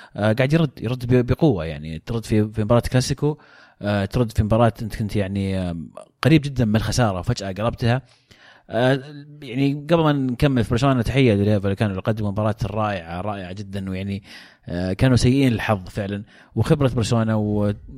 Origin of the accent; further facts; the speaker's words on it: Saudi Arabia; كسعوديين كعرب كمسلمين